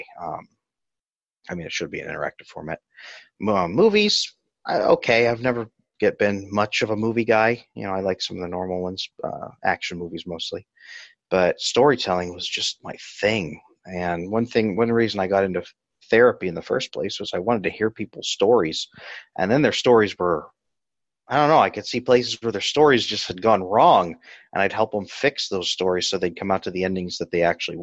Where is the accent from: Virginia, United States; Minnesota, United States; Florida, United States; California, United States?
California, United States; Central Valley of; I grew up in the Central Valley of California